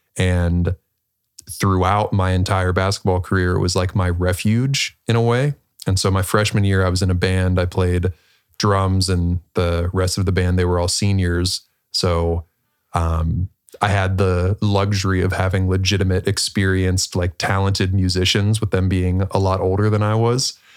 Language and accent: English; Pittsburgh, Pennsylvania, United States; I was born in Pittsburgh, Pennsylvania, um, small suburb outside of there